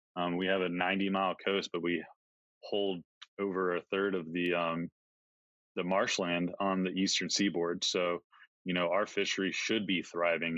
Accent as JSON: {"language": "English", "region": "Georgia coast", "country": "United States", "tie": "born or raised there", "also_born_or_lived": "Montana", "moved": "as an adult", "said": "I grew up in Georgia on the coast."}